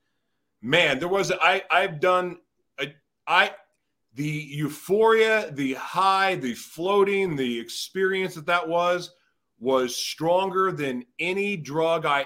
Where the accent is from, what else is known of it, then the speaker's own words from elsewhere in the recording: Oklahoma, United States; moved away; I'm originally from Oklahoma